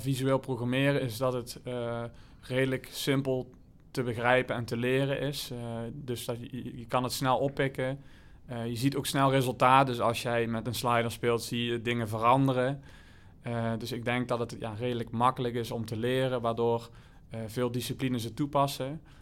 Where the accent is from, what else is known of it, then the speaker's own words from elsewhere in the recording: Limburg, Netherlands; moved away; also born or lived in Spain; ik kom uit Limburg, dorpje naast elkaar